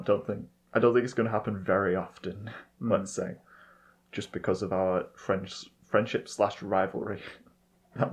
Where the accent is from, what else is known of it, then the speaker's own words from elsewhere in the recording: United Kingdom; I'm British